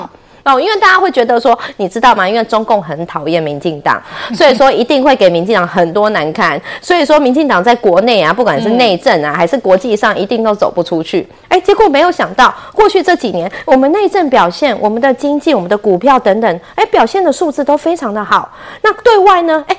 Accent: Taiwan; 我们台湾人真的是民主的标杆

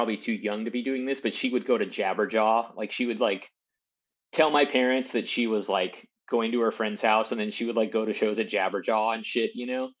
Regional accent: Torrance, California, United States; I was born in Torrance. I lived in that area

